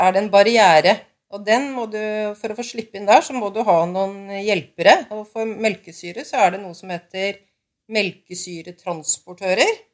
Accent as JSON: {"language": "Norwegian", "town": "Lillehammer", "region": "Innlandet", "country": "Norway", "said": "Jeg kommer fra Lillehammer"}